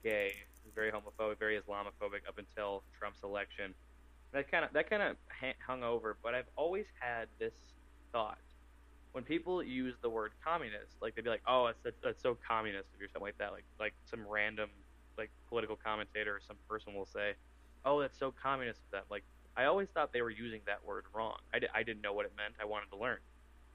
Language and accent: English; Waconia, Minnesota, United States; growing up in Waconia, Minnesota, Carver County